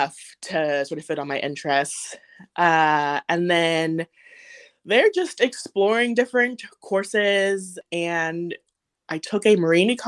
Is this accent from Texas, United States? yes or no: no; Oceanside, California, United States; moved away as an adult; now in Athens, Georgia, United States; I grew up in Oceanside, California